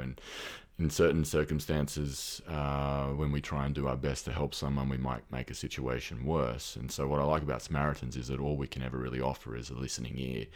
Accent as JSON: {"language": "English", "country": "Australia", "accent": "Australian", "moved": "as an adult", "said": "I can probably hear from my accent that I'm, I'm Australian. I moved here about five years ago"}